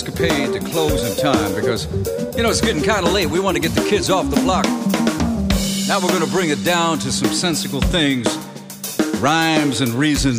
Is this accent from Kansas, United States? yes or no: no; Bronx, New York, United States; When I was a kid growing up in the Bronx, I used to jump from building to building.